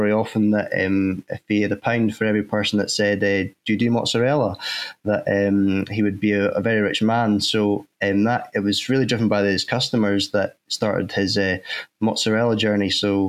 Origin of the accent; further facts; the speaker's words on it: Crosshill, Scotland, United Kingdom; At home where I was brought up in Fife, and just outside next coal mining village in Cross Hill, we lived next to a farm, and I started working there when I was 14 years old